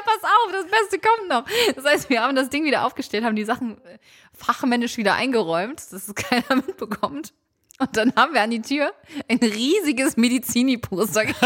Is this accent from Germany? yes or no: yes; Hamburg, Germany; ich bin in Ulstedt groß geworden, das ist ein Stadtteil in Hamburg nördlich, gehört zu den Waldörfern